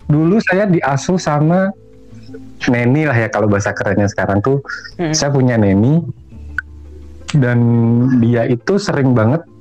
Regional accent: Semarang, Central Java, Indonesia; saya tinggal di sebuah rumah punya bapak saya itu kebetulan rumah tinggalan Belanda gitu pavilion

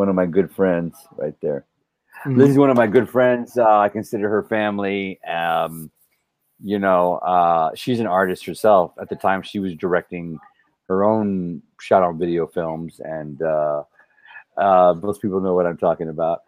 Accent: South Texas, United States; growing up, I grew up in South Texas

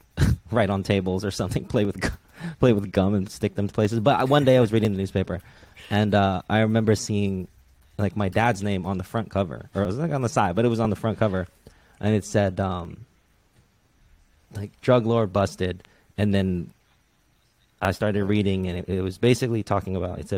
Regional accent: Redwood City, California, United States; So I, I, definitely say I grew up in Redwood City because that's where I went to middle school.

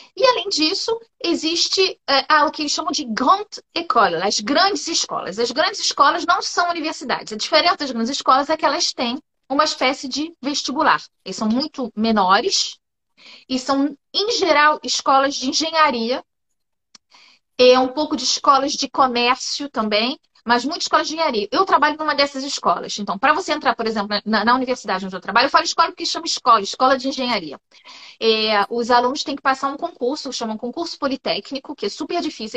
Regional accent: Rio de Janeiro, Brazil; moved away as an adult; also born or lived in Paris, France; now in France; Eu Nasci no Rio de Janeiro, cresci no Rio de Janeiro, vivi até os 30, 31 anos no Rio de Janeiro, depois fui morar em Paris

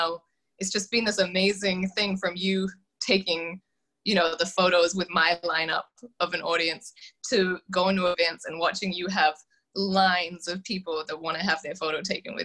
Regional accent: New Zealand; now in United States; I am originally from New Zealand, and now I'm in the States

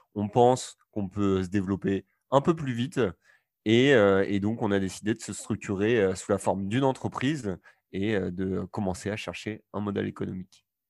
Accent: Normandy, France; je suis originaire de, de Normandie

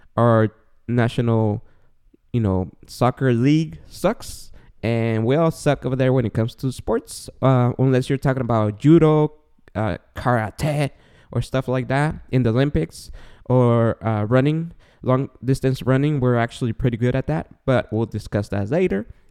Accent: Guatemala; also born or lived in San Gabriel Valley, California; now in Claremont, United States; I was born and raised in Guatemala

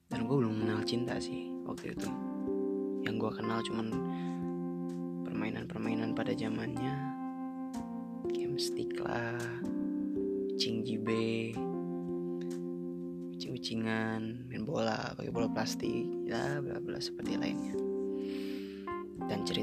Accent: Bandung, West Java, Indonesia; gue lahir di sini dan gue sekolah di sini orang tua gue juga di sini cuman ayah gue bukan orang Bandung ayah gue orang seberang kalau kata orang Bandung

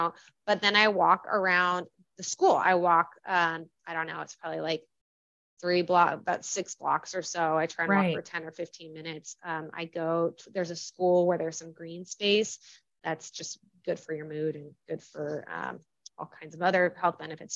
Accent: California, United States; moved away as an adult; also born or lived in Washington, District of Columbia, United States / San Francisco / Chicago; I was in DC and I'm from California

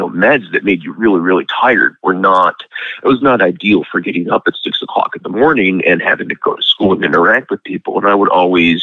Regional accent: Lake in the Hills, Illinois, United States; I'm from Lake in the Hills, Illinois

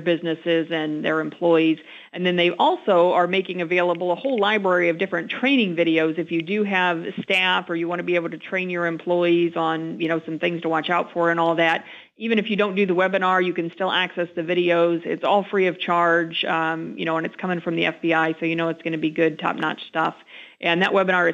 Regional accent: Collinsville, Illinois, United States; now in Springfield, United States; Collinsville, my hometown, as it turns out, down in the Metro East area

